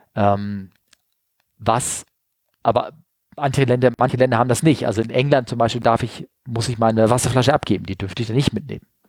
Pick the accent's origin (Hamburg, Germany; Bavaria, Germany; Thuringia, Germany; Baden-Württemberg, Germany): Hamburg, Germany; als Hamburger gehst du nicht zum Hamburger Fischmarkt